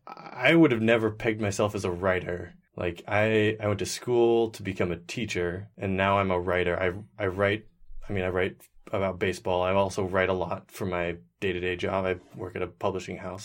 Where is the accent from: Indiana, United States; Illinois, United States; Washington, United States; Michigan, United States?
Washington, United States; Seattle; also born or lived in Bellingham, Washington; I was born in Seattle, Washington, and I've lived there pretty much my entire life